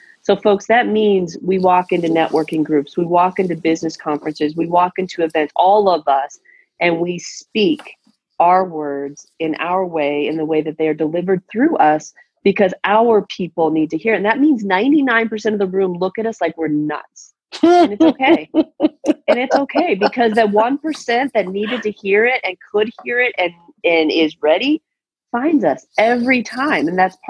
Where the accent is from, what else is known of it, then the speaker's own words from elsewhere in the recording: Tucson, Arizona, United States; I was raised in Tucson.